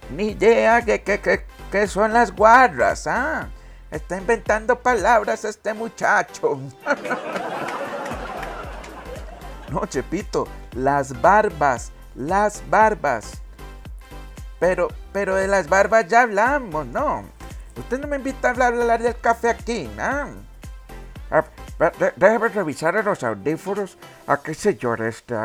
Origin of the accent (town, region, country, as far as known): Costa Rica